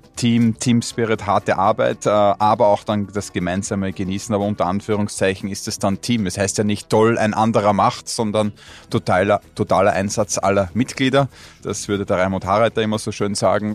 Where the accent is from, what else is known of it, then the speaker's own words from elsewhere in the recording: Austria; als Österreicher